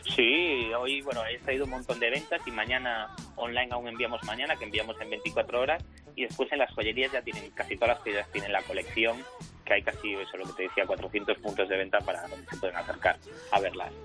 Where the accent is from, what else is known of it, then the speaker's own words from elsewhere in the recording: A Coruña, Galicia, Spain; also born or lived in Ourense; provenimos de Orense, la familia viene de Orense, pero bueno, yo he nacido en La Coruña